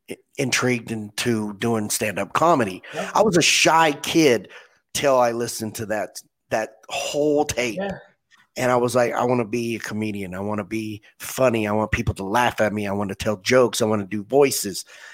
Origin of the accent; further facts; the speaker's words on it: Southwest Kansas, United States; I grew up in Southwest Kansas.